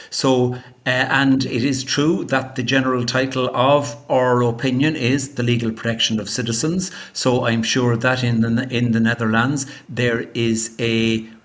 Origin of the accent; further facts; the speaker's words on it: Ireland; I'm an Irish lawyer, and for many years I was a government lawyer in Ireland, recently retired